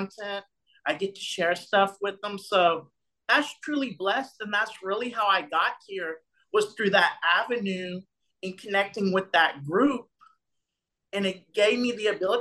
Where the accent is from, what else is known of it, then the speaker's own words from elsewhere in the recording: Lake Arthur, Louisiana, United States; moved away as an adult; also born or lived in Houston, Texas; I'm from a small town, Lake Arthur, Louisiana, population 4,000 people.